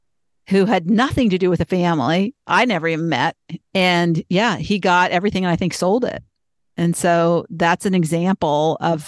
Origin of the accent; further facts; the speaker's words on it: Boston, Massachusetts, United States; born there; moved away; My father had 3 sisters and he was born in Boston. I was born in Boston. So everybody on his side of the family stayed in Boston, but us, we moved.